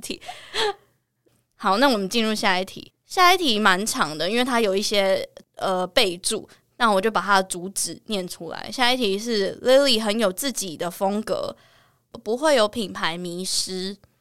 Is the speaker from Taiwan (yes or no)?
yes; Taiwan; 我就是土生土长的呆瓜